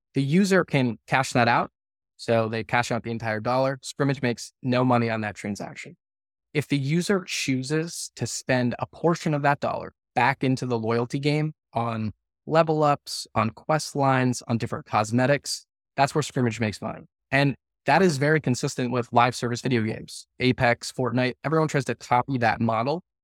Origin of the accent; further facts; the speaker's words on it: right outside of Scranton, Northeast Pennsylvania, United States; I grew up in Northeast Pennsylvania, uh, right outside of Scranton